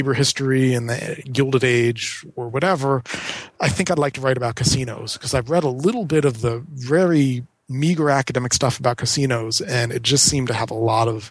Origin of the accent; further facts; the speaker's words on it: Atlantic City, New Jersey, United States; moved away as an adult; growing up in Atlantic City, it's very tempting just to go to work in the casinos